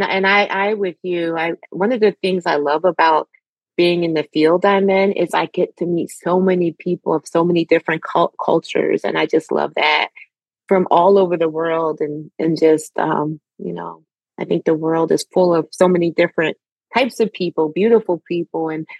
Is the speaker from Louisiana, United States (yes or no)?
no; Philadelphia, Pennsylvania, United States; being growing up in the Philadelphia area as well, in the suburbs